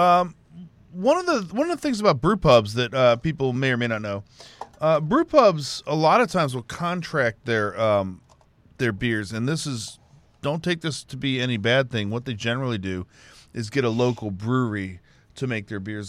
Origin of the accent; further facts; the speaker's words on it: Houston, Texas, United States; I'm from Houston.